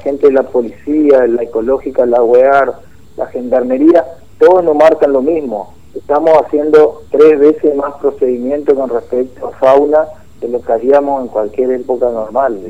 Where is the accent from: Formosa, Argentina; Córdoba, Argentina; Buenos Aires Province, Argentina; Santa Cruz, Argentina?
Formosa, Argentina